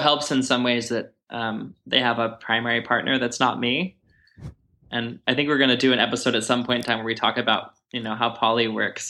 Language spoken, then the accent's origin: English; Texas, United States; moved away as an adult; I'm used to from Texas